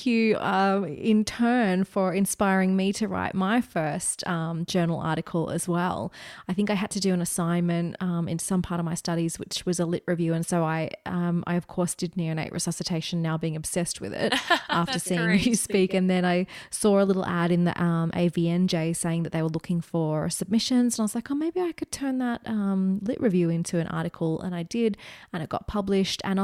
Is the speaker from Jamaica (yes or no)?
no; Australia; accent: Australian